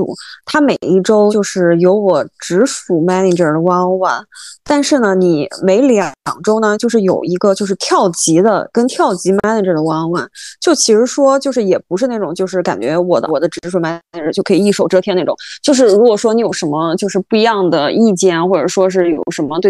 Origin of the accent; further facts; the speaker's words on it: China; moved away; also born or lived in New York; 然后就我一个中国人，